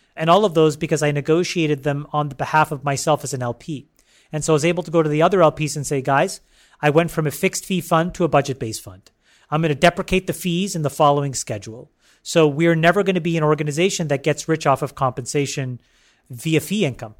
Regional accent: Canada; born or raised there; also born or lived in Sri Lanka

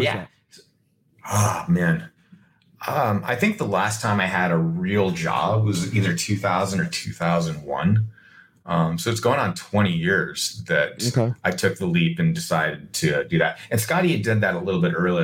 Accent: United States; I'm an American

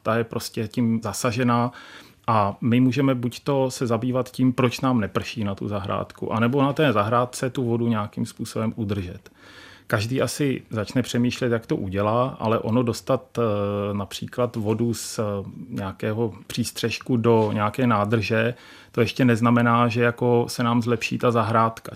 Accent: Czechia; Já jsem eh, z Podbrdská, tam ty vlhké louky

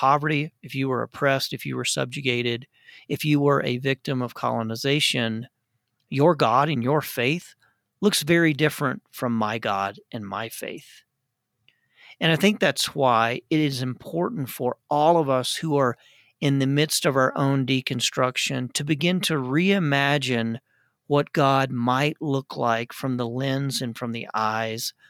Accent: United States; As an American

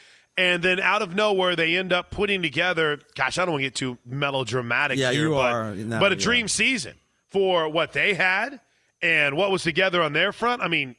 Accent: Wood River, Illinois, United States; But I grew up in Wood River, Illinois. I grew up just outside of St. Louis.

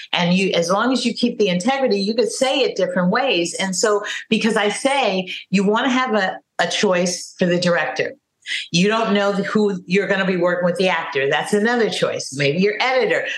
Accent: California, United States; also born or lived in Harlem, New York; now in New York, United States; they knew I was from California

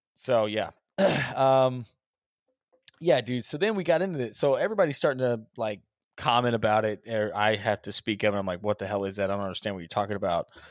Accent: Texas, United States; we're from Texas

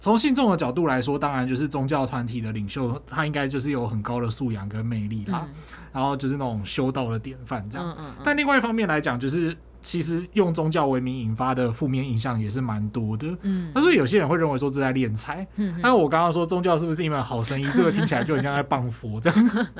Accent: southern Taiwan, Taiwan; 因为我是南部出生的小孩嘛，嗯嗯，就是。那种，而且是那种宫庙旁边的小孩哦，对，就是出去之后，左边一间庙，右边两间庙之类的，对，都很近。

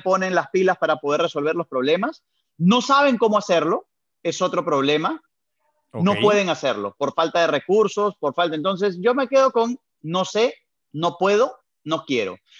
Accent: Peru; also born or lived in Venezuela; nací en Venezuela, pero fue por temas de trabajo, por temas laborales de mi padre. Entonces, al poco tiempo de nacido, volvieron para Perú

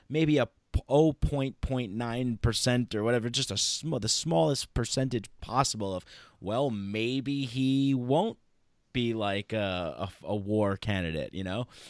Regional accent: United States; I'm an American

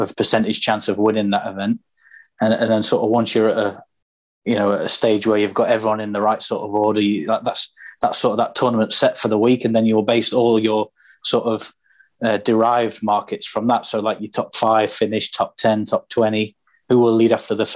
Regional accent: Doncaster, Yorkshire and the Humber, United Kingdom; I'm originally from Doncaster

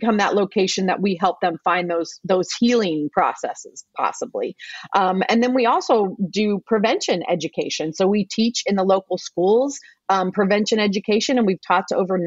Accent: Evansville, Indiana, United States; Evansville, Indiana. So that's my hometown

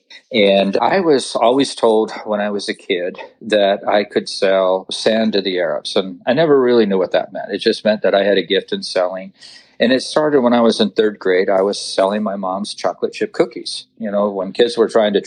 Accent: Orange County, California, United States; I was born and raised in Orange County, California

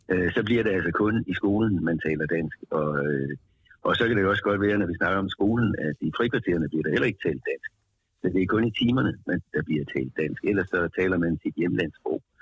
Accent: Denmark; vi som danskere

